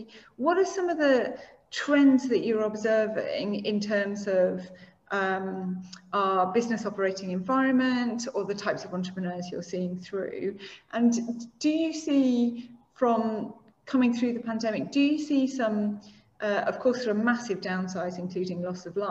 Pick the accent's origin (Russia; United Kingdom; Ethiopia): United Kingdom; the North, the north of England; now in Singapore; as a Northerner